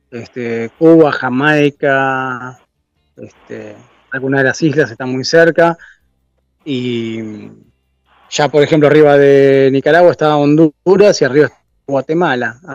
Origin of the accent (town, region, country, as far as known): Argentina; moved away